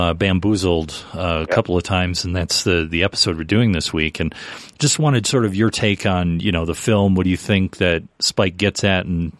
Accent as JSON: {"language": "English", "town": "Detroit", "region": "Michigan", "country": "United States", "said": "we're from Detroit"}